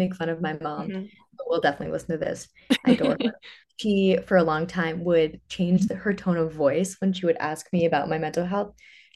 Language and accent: English; Ridgewood, New Jersey, United States; moved away as an adult; now in Nashville, United States; I grew up in northern New Jersey. I loved it. I'm from Ridgewood, if anyone is a North Jersey listener.